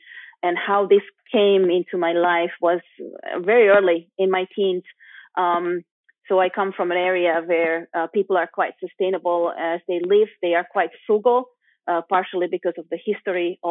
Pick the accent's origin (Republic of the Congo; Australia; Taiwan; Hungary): Hungary; Budapest; moved away as an adult; also born or lived in London; now in Switzerland; I'm from Eastern Europe originally, Budapest, Hungary, which is a beautiful place.